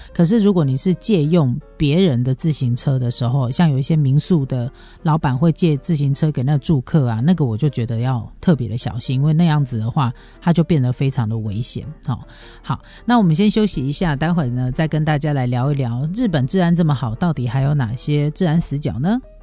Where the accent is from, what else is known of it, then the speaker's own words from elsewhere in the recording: Taiwan; 我们台湾人真的是非常好的， 就是非常好的一个民族欸